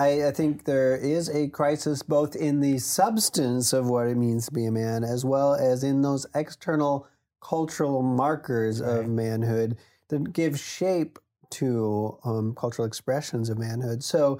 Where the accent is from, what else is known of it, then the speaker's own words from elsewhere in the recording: Wisconsin, United States; We grew up in Wisconsin, you know, so it was often cold in the winters and it was snow coming down and, you know, massive drifts.